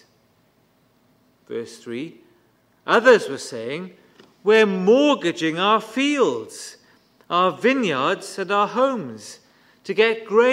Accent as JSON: {"language": "English", "town": "Bridgend", "region": "Wales", "country": "United Kingdom", "tie": "born or raised there", "said": "When I was growing up in Bridgend, we saw several church splits"}